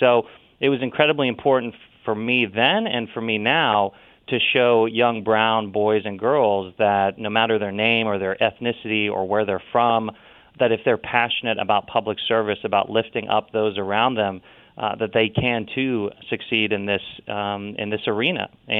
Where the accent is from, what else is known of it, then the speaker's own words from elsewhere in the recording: Ohio, United States; As a result, I vaguely look Hawaiian, but I'm from all from Ohio.